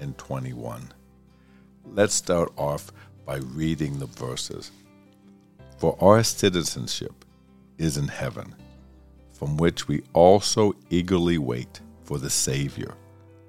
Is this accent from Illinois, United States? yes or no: no; Pittsburgh, Pennsylvania, United States; We grew up in Pittsburgh